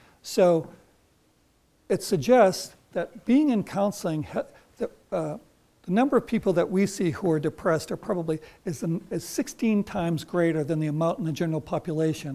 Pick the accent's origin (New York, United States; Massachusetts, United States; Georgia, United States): Massachusetts, United States; Concord; I grew up in Concord, Massachusetts